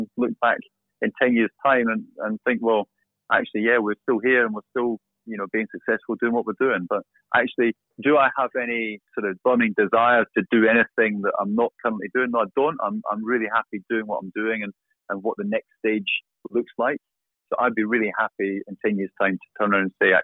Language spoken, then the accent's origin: English; Scotland, United Kingdom; also born or lived in Warwickshire; now in Dubai, United Arab Emirates; growing up in Scotland